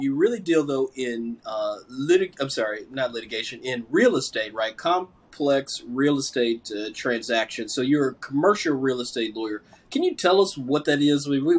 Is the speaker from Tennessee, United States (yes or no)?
yes; Tennessee, United States; now in Washington, D.C., United States; Vanderbilt is a great university in the great state of Tennessee, my home state.